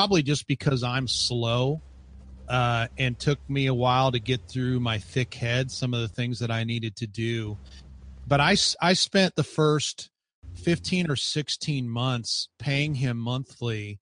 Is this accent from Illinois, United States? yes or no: yes; Chicago, Illinois, United States; I grew up in the Chicago area